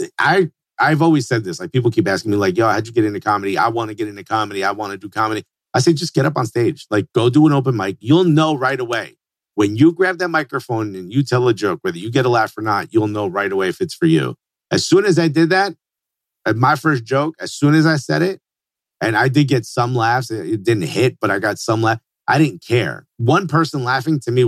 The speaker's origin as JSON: {"language": "English", "town": "Newark", "region": "New Jersey", "country": "United States", "tie": "born or raised there", "said": "I grew up in Newark, New Jersey"}